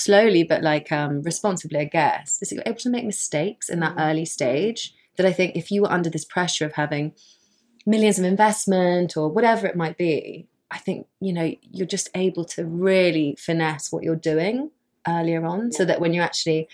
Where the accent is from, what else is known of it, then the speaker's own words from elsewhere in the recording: London, United Kingdom; We grew up in London together